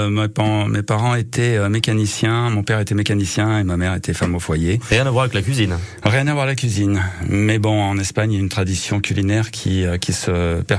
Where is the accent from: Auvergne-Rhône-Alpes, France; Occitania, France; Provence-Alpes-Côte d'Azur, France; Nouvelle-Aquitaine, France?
Auvergne-Rhône-Alpes, France; Clermont-Ferrand; also born or lived in Madrid (parents' origin); Mes parents sont de Madrid. Moi, je suis né à Clermont, mais bon, on est d'origine espagnole.